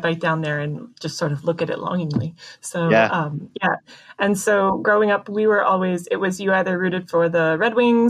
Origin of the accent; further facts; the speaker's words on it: Amherstburg, Ontario, Canada; I'm from just south of Windsor, so Amherstburg